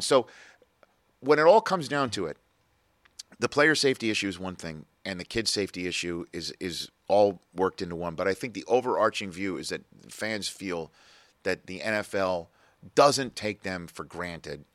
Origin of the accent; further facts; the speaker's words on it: New York City, New York, United States; I grew up in New York City.